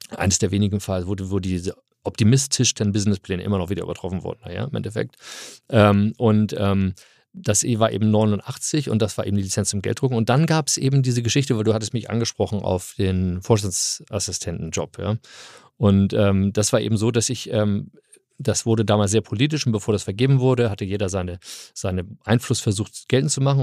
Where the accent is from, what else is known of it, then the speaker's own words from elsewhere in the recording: Hamburg, Germany; moved away as an adult; also born or lived in California, United States; Nein, ich komme aus Hamburg, ich bin Eppendorf. Äh, ah. Eppendorf groß gewachsen